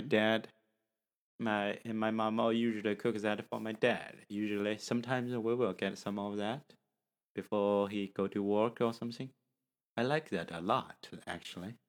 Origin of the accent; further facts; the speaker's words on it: China; from China